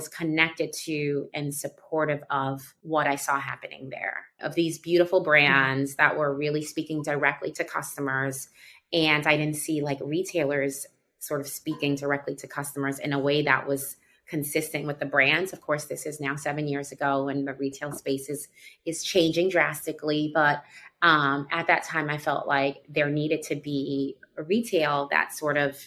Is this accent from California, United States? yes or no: no; New York City, New York, United States; also born or lived in Washington, D.C.; First to the West Village, because I'm from Harlem